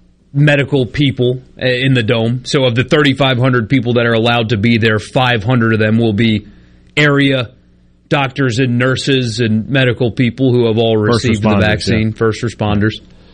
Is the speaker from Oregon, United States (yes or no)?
no; Greenville, South Carolina, United States; now in Mississippi, United States; Furman, my hometown team